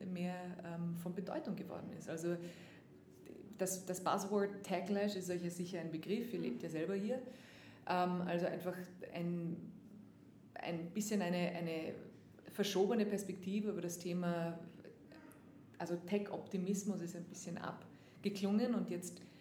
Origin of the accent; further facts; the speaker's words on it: Austria; now in United States; haben wir natürlich eine ganz, ganz wichtige Rolle eingenommen nicht jetzt nur als